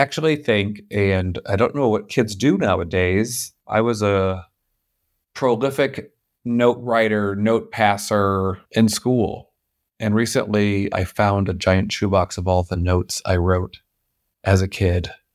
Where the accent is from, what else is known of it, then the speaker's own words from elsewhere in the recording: St. Louis, Missouri, United States; moved away as an adult; I grew up in Saint Louis, Missouri